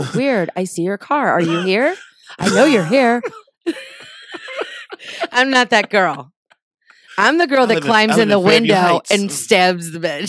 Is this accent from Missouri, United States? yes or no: yes; St. Louis, Missouri, United States; born and raised in St. Louis. Not sure why I'm still here.